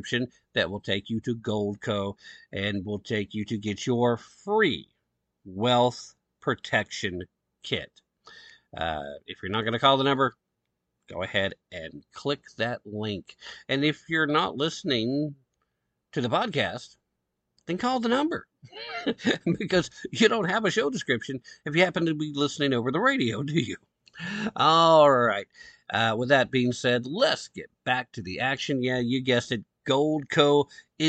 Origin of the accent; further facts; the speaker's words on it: Tennessee, United States; the great state of Tennessee, right here, my home state